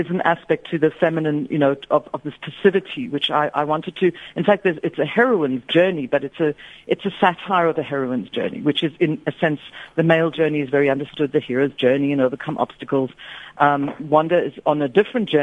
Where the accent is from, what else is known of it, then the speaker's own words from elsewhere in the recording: Aberdeen, Scotland, United Kingdom; when I was a child, I grew up in Aberdeen, Scotland